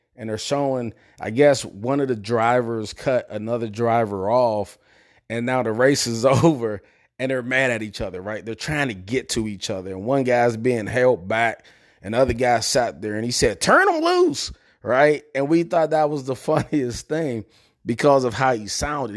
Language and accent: English; Prince George's County, Maryland, United States; also born or lived in Pittsburgh, Pennsylvania; I'm originally from Pittsburgh, Pennsylvania. Uh, I moved to Prince George's County, Maryland when I was about nine years old. Uh, I grew up in a place called Spring Hill Lake Apartments